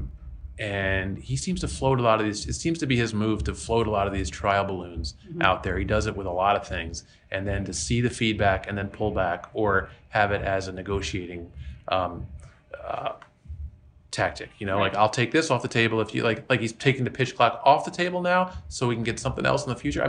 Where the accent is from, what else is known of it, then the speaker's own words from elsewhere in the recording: Philadelphia, Pennsylvania, United States; I'm from the Philadelphia area